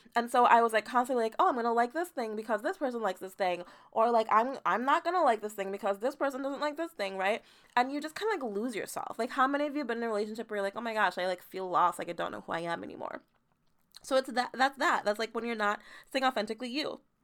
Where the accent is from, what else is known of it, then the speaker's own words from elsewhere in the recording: Jamaica; now in United States; I was born in Jamaica, moved to America